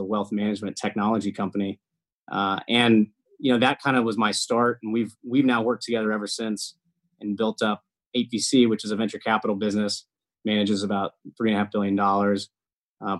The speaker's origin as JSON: {"language": "English", "town": "Iowa City", "region": "Iowa", "country": "United States", "tie": "born or raised there", "moved": "as an adult", "lives_now": "California, United States", "said": "I grew up in Iowa City, and I lived most of my life there"}